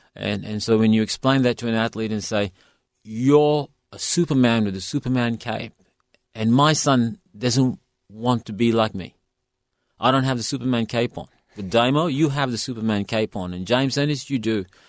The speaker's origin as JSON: {"language": "English", "country": "India", "moved": "yes", "lives_now": "Western Australia, Australia", "said": "I come from India"}